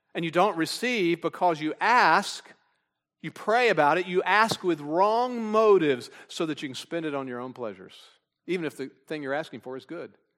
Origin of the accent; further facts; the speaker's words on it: Texas, United States; I'm from Texas